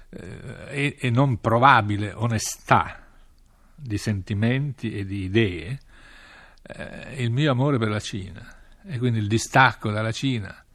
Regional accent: northern Italy, Italy; born there; Però siamo cinesi, cioè io sono nato in un villaggio cinese dell'Italia del Nord.

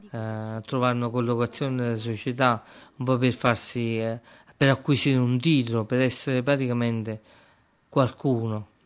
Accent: Acerra, Campania, Italy; born there; sono nato ad Acerra il 30 eh, aprile del 1978. Sono nato come si nasceva prima, sono nato in casa, eh, in via Annunziata

